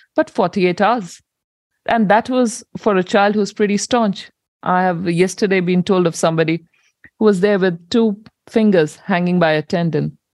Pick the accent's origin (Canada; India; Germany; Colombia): India; moved away as an adult; now in New Zealand; I migrated with my husband to New Zealand in 2009. And I come from India